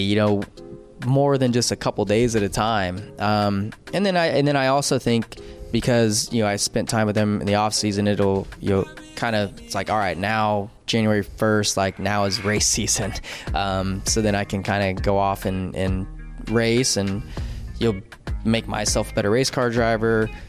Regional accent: California, United States; growing up in California

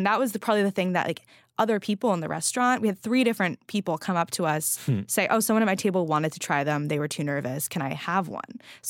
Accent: California, United States; I'm a Californian

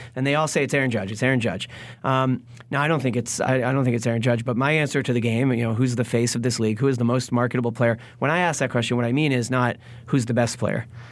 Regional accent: Boston, Massachusetts, United States; we're both from Boston

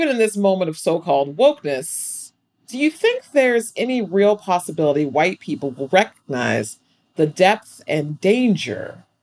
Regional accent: St. Louis, Missouri, United States; growing up in St. Louis in the Midwest

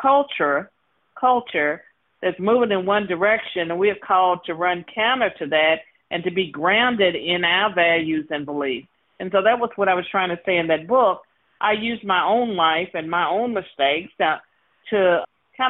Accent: Virginia, United States; I was born and raised in Virginia

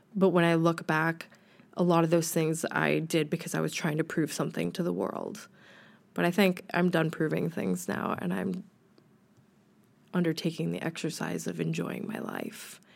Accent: United States; moved away as an adult; now in United Kingdom; I'm American

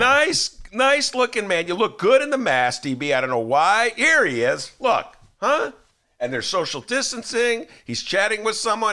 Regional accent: Evanston, Illinois, United States; also born or lived in Chicago; when I was a kid growing up in Evanston

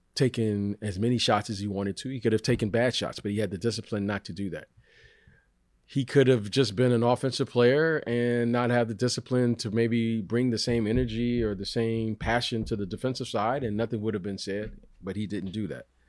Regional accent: Detroit, Michigan, United States; I grew up in Detroit

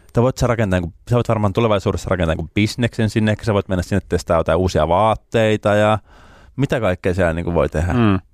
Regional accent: Lapua, South Ostrobothnia, Finland; Lapuan kaupungitalo, kun mä oon sieltä kotoisin

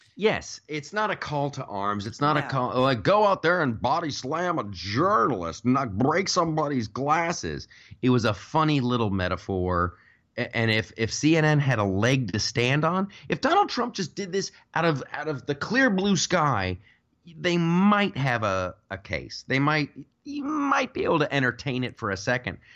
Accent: United States

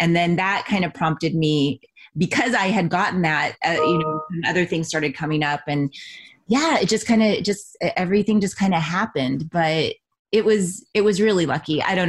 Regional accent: Ventura, California, United States; born there; also born or lived in Texas; I just had come out to LA because I was born in Ventura. So I had left Texas and I just was in a adventure mode.

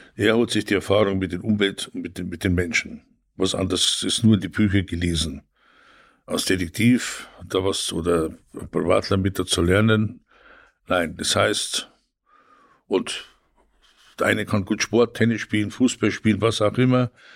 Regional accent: Tegernsee, Bavaria, Germany; moved away as an adult; also born or lived in Italy; now in Northern Germany, Germany; Ich komme aus dem schönen Tegernsee. Ich Bin auch da groß geworden

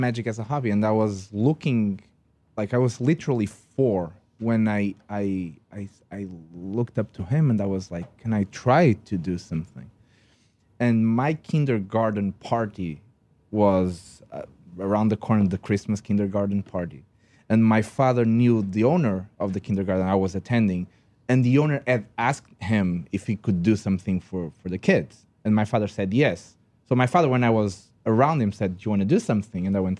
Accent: Portugal; English is a second language; Yes, I'm Portuguese. By the way, if you didn't notice that I don't speak English correctly, I'm Portuguese.

